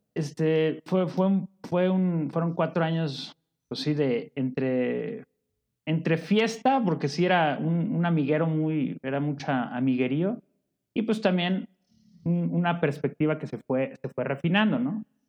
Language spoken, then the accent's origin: Spanish; Guadalajara, Jalisco, Mexico; now in Puebla, Mexico; Llegué a este mundo en Guadalajara